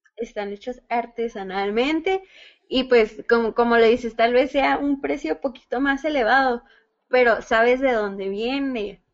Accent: Ciudad Juárez, Chihuahua, Mexico; aquí en, aquí en, Juárez, porque pues somos de Juaritos.

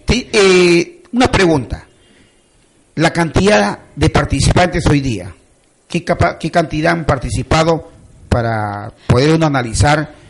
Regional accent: Cajamarca, Peru; soy de Cajamarca. Voy a exponer la problemática que hay en Cajamarca en el tema de educación

